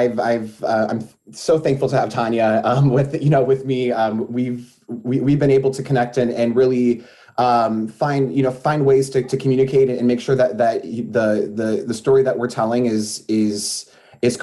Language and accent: English; Springfield, Illinois, United States; moved away as an adult; now in Champaign, United States; I'm actually originally from the Springfield area